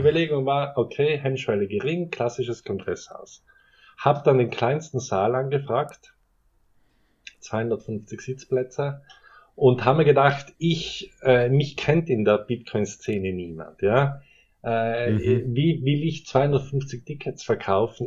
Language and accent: German; South Tyrol, Trentino-Alto Adige, Italy; now in Innsbruck, Austria; ich bin Ausländer, ich habe einen italienischen Pass, ich bin Südtiroler